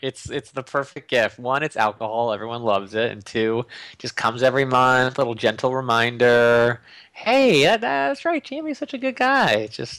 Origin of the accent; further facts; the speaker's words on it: California, United States; Went to Michigan. I grew up in Northern California. Went to Michigan for undergrad, and then I was living back in the Bay Area in San Francisco